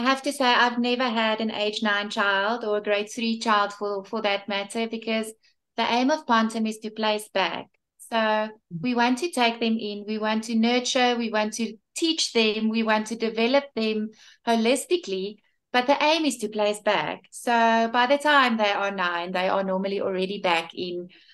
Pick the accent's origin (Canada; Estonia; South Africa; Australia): South Africa; Bloemfontein, Free State; also born or lived in Cape Town / Johannesburg; I'm from Bloemfontein in South Africa.